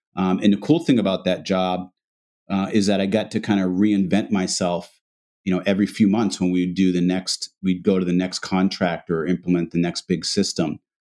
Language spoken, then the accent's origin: English; Massachusetts, United States; we grew up, I have an older brother, myself, and, and my parents. We were, um, uh, African-American. Um, small town in Massachusetts